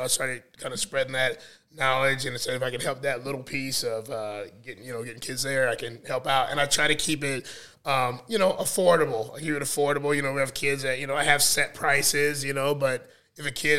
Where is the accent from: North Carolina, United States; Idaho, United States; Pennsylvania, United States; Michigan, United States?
North Carolina, United States; also born or lived in North Omaha, Nebraska; now in Omaha, United States; I grew up in North Carolina